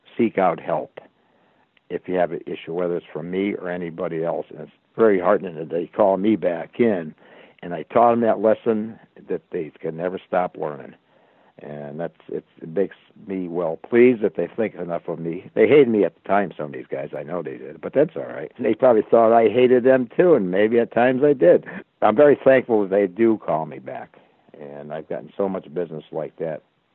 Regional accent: Easthampton, Massachusetts, United States; I was from Easthampton, Massachusetts

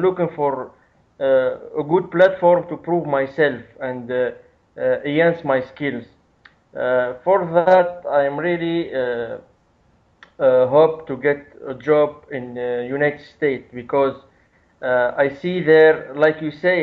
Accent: Tunisia; I'm from Tunisia

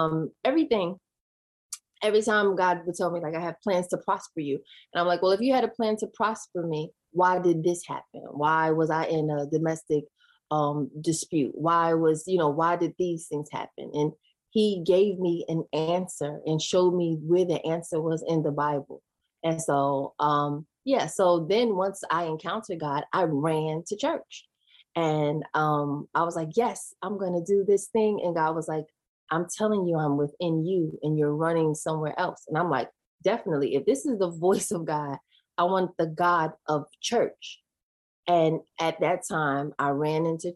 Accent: New York City, New York, United States; moved away as an adult; also born or lived in Georgia; I grew up in Queens, New York, went to Catholic school

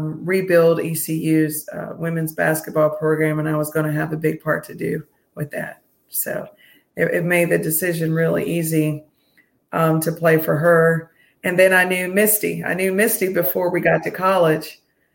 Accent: Roseboro, North Carolina, United States; born and raised in Eastern North Carolina, Roseboro, North Carolina, and Sampson County. So grew up as a country girl

